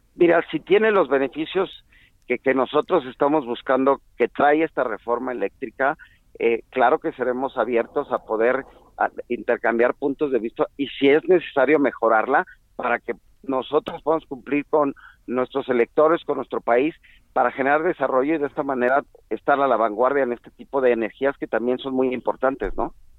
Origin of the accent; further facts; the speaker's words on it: Mexico; nosotros como mexicanos